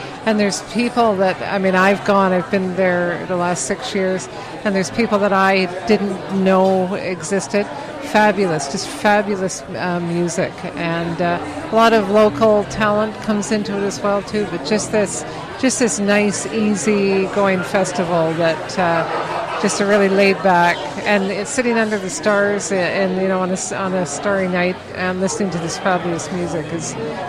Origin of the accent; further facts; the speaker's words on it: Vancouver, British Columbia, Canada; I grew up in Vancouver.